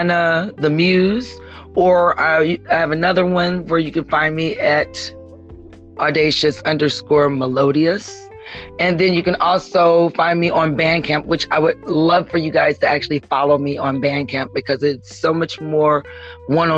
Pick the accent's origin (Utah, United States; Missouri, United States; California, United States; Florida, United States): Missouri, United States; Ferguson; I grew up in Ferguson, and you know that's like right next door